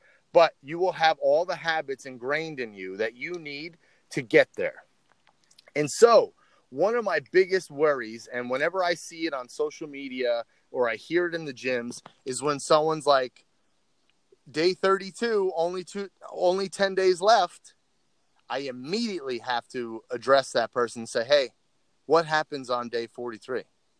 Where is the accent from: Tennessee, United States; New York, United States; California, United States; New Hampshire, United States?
California, United States; The Betty Ford Center was in my hometown in California.